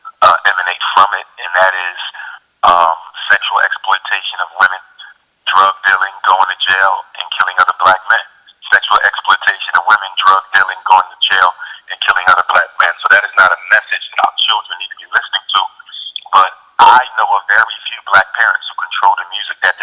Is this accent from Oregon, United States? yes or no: no; Philadelphia, Pennsylvania, United States; We grew up poor in North Central Philadelphia